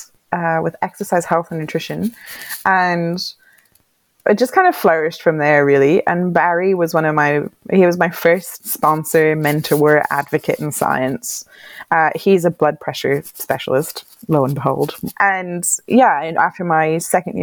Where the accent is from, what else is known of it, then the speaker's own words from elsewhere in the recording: Ireland; moved away as an adult; also born or lived in Wales; now in Hobart, Australia; I'm from Ireland.